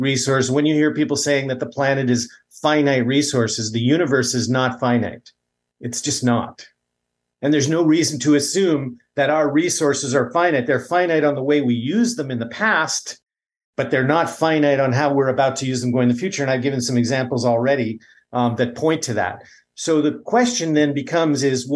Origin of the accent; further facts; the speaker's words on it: Canada; I come from Canada